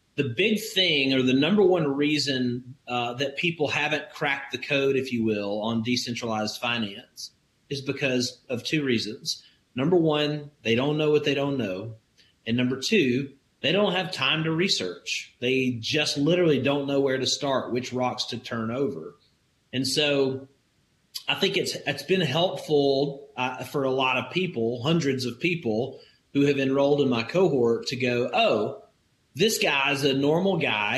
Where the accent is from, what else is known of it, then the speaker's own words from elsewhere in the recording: Alabama, United States; I grew up in Alabama in the country where neighbors take care of each other